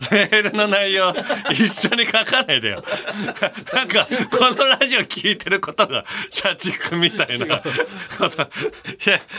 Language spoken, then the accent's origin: Japanese; Fuchu, Hiroshima, Japan; 広島の府中市をやってる府中市それは僕の地元ですからね